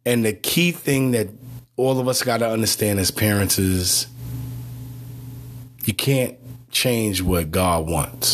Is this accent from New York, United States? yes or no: yes; New York City, New York, United States; Growing up in Brownsville, Brooklyn, I heard gunshots every night